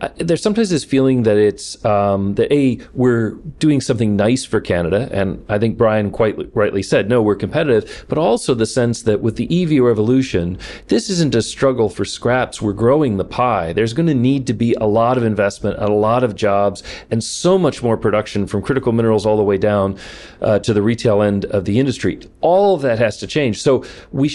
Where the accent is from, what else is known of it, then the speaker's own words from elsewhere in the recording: Detroit, Michigan, United States; growing up in Detroit